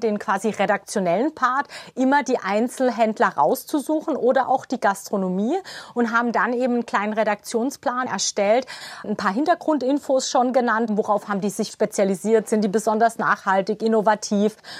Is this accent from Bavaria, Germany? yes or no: no; Karlsruhe, Baden-Württemberg, Germany; bei uns in Karlsruhe